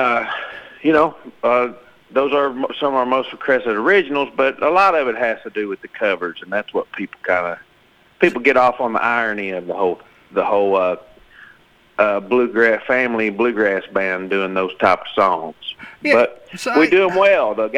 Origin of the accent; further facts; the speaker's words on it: Arkansas, United States; moved away as an adult; now in Nashville, United States; We was raised in Arkansas. We got a farm there